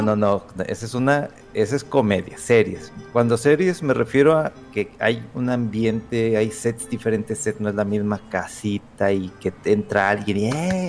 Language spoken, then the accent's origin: Spanish; Aguascalientes, Mexico; moved away; cuando estaba de chamaco y antes vivía en Aguascalientes